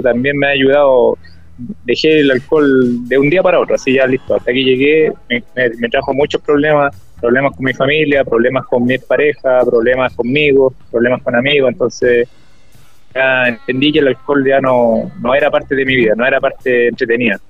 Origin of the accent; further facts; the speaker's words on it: Chillán, Ñuble, Chile; cuando salí de Chillán